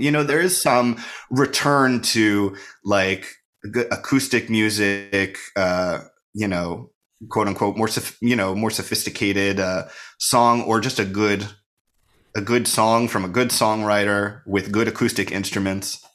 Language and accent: English; Bucks County, Pennsylvania, United States; moved away as an adult; also born or lived in Princeton area, New Jersey / New York; now in Philadelphia, United States; I grew up outside of Philadelphia